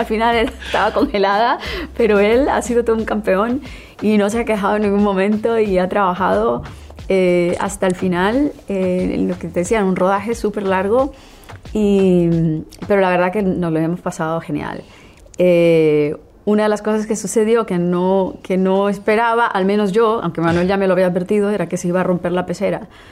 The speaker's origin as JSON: {"language": "Spanish", "region": "Colombian Caribbean coast", "country": "Colombia", "said": "alguien de mi tierra, de una región eh, de la, de la misma región a la que pertenecemos los dos, es la costa colombiana, el Caribe colombiano"}